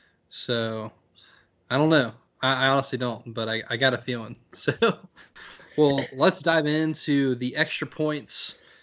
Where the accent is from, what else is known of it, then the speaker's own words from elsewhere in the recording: Georgia, United States; growing up in Georgia